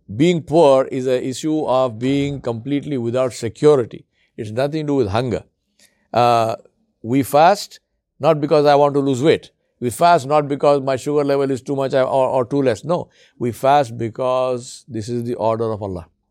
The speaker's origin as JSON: {"language": "English", "country": "India", "also_born_or_lived": "Africa", "moved": "yes", "said": "I come from India"}